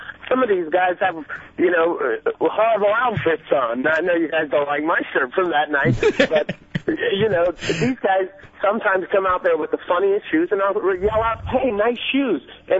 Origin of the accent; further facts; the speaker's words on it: Central Florida, United States; also born or lived in Iran; I was born in Iran. I came here 30 and a half years ago, and I've been right in Central Florida